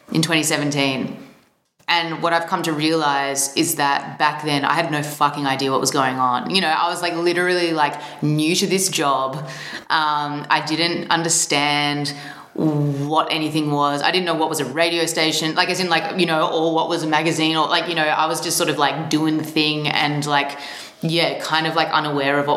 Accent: Melbourne, Victoria, Australia; Mm-hmm. I'm from Melbourne, Australia.

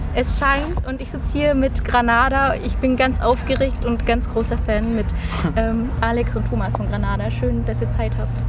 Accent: Germany; wir auch einfach als Deutsche

